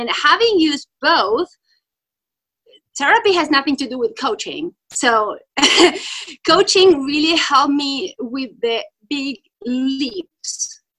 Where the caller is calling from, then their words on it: Italy; English is a second language; Yes, hello … I'm jumping in from Italy.